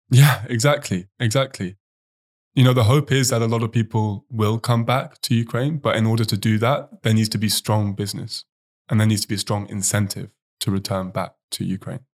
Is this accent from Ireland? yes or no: no; Oxford, South East England, United Kingdom; moved away; I actually know some guys back in my hometown in Oxford